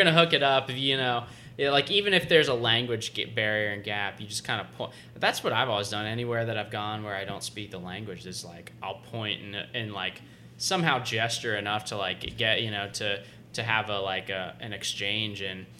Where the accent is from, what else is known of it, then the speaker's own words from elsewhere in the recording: the South, United States; growing up in the South, if you haven't spent time, like, out west or further south closer to Mexico, you don't realize, like, what real Mexican food is like